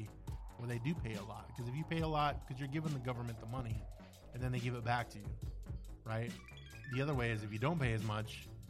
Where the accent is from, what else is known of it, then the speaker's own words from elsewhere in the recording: Canada; now in United States; I'm Canadian.